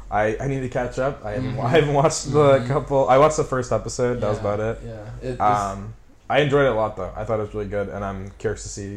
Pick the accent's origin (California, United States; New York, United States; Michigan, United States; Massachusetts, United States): Massachusetts, United States; now in Burbank, United States; I am from a small town in Massachusetts as well.